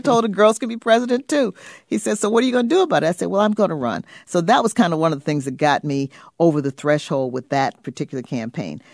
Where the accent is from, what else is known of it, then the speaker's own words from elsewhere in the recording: Illinois, United States; I come from Illinois